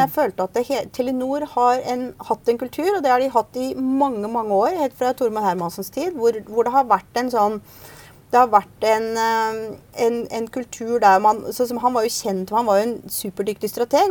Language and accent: Norwegian; Bærum, Akershus, Norway; moved away as an adult; also born or lived in United States; now in Oslo, Norway; jeg vokste opp ute i Bærum, på Østerås